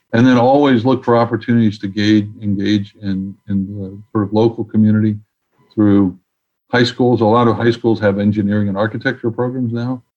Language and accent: English; New York City, New York, United States; now in Washington, D.C., United States; as a proud New Yorker